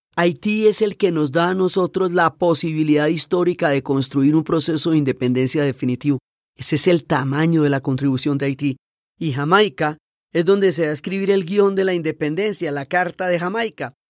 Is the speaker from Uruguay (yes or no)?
no; Colombia; somos los colombianos